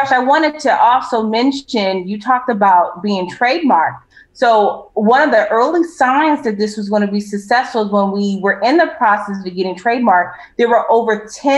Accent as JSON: {"language": "English", "town": "Los Angeles", "region": "California", "country": "United States", "said": "I'm from Los Angeles, so they call me …."}